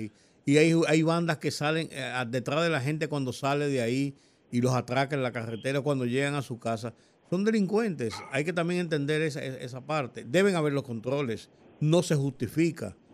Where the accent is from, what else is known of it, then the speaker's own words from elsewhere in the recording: Dominican Republic; nosotros lo entendamos como dominicanos